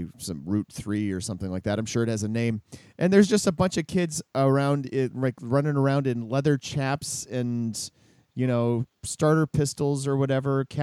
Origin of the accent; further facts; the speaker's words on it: Minnesota, United States; I'm from Minnesota